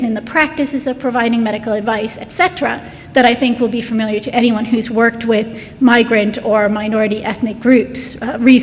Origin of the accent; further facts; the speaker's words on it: United States; moved away as an adult; now in United Kingdom; As an American coming to the UK